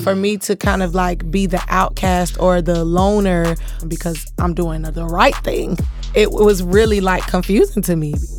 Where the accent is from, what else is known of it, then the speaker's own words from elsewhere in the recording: Fort Lauderdale, Florida, United States; Fort Lauderdale, I grew up in, like, the hood